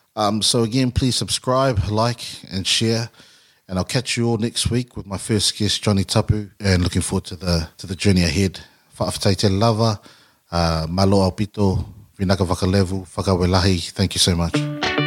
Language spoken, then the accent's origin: English; Auckland, New Zealand; a young Samoan kid growing up in South Auckland